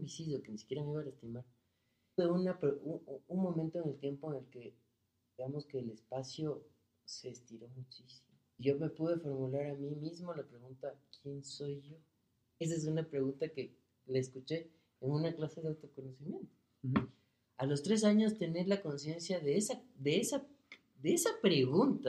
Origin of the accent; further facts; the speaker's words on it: Ecuador; somos los ecuatorianos